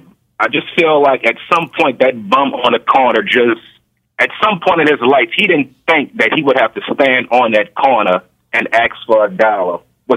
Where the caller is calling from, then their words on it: New Orleans, Louisiana, United States; I'm calling from New Orleans. How you guys doing today?